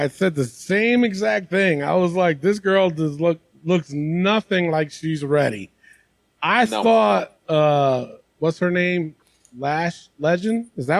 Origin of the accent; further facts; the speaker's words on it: New York City, New York, United States; I'm a New Yorker.